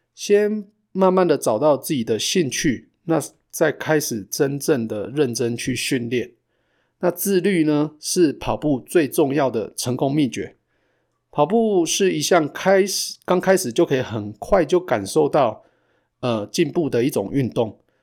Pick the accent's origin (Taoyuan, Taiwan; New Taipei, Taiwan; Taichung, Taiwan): Taichung, Taiwan; moved away as an adult; now in Calgary, Canada; 我们两个都是从台中来的